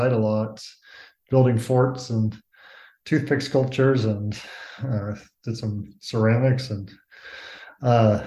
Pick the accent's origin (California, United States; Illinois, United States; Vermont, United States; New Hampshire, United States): California, United States; Los Altos Hills; I grew up in Los Altos Hills, California, near Palo Alto, halfway between San Francisco and San Jose